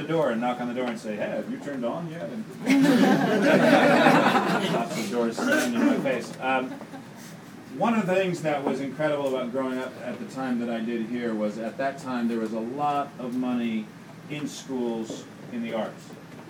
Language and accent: English; Los Angeles, California, United States; And I grew up here in Los Angeles. I'm a kid from the Valley. I went to Chatsworth High.